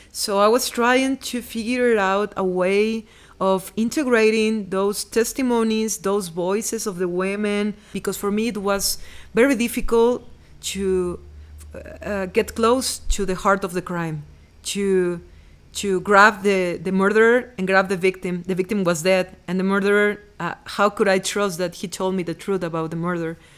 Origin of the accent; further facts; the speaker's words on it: Veracruz, Mexico; English is a second language; moved away as an adult; I was born in Veracruz and lived there for thirty years